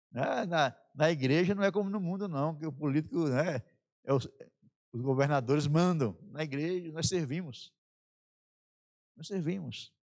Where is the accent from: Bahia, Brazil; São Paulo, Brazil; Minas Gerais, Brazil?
Bahia, Brazil; sertão of; Lá no sertão da Bahia, né, onde eu nasci